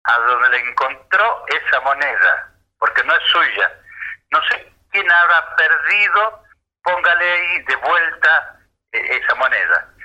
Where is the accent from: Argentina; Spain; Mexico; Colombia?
Argentina; Buenos Aires; also born or lived in Jujuy; Samba que pintor nacido en Jujuy, criando, eh, creado en haciendo daño en Buenos Aires.